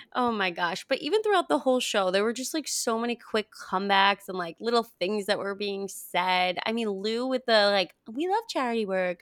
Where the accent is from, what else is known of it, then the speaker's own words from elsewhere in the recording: Paraguay; moved away; I was born in Paraguay